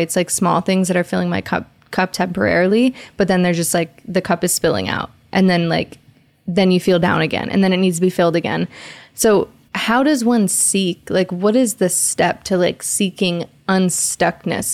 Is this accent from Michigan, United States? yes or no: yes; Detroit, Michigan, United States; I'm from Detroit